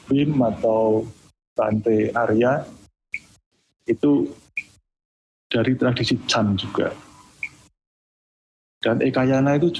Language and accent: Indonesian; Special Region of Yogyakarta, Indonesia; Kadang kalau kita orang Jogja atau orang Jawa ada istilah kalau uh, bicara formal di, di desa itu